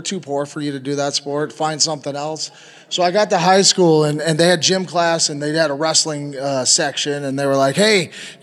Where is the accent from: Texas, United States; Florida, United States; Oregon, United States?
Oregon, United States; moved away as an adult; moved back to my hometown in Oregon